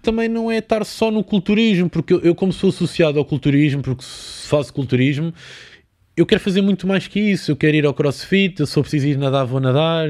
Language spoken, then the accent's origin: Portuguese; Lisbon, Portugal; born or raised there